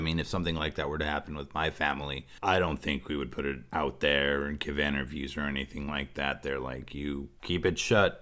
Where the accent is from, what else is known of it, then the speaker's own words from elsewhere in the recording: Southern California, United States; I'm from Southern California